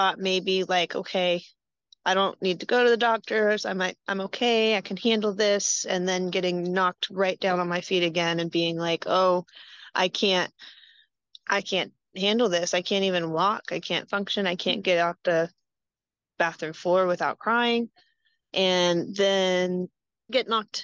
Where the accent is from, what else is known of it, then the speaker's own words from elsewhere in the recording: Greenville, North Carolina, United States; moved away as an adult; also born or lived in Denver, Colorado; now in Columbus, United States; I was raised in Greenville, North Carolina